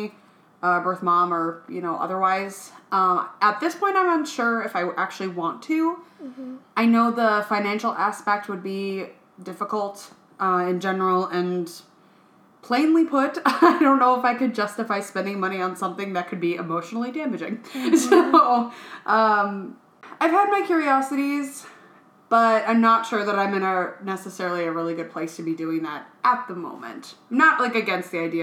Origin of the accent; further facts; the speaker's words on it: Northfield, United States; also born or lived in Bogota, Colombia; sitting at church in my hometown in Northfield